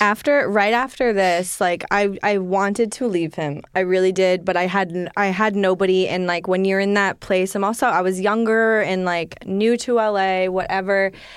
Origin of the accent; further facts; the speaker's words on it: Maine, United States; I'm in Maine